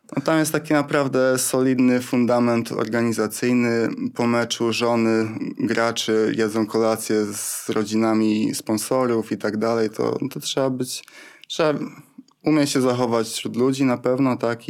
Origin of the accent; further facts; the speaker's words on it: Wrocław, Lower Silesian Voivodeship, Poland; jestem z Wrocławia, więc grałem w Śląsku Wrocław